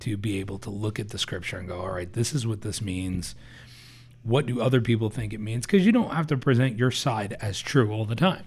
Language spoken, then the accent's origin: English; New Jersey, United States; we're both from Jersey